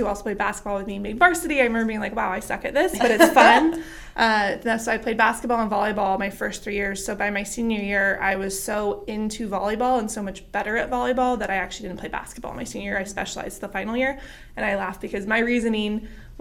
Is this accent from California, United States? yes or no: yes; Yuba City, California, United States; I'm from Yuba City High School, so kind of up in the cuts a little bit